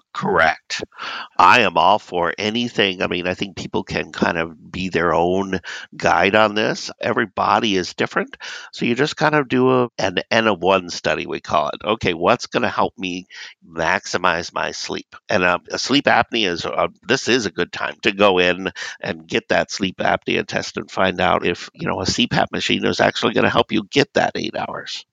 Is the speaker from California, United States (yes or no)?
yes; Southern California, United States; moved away; I grew up in Southern California and we did not have snow.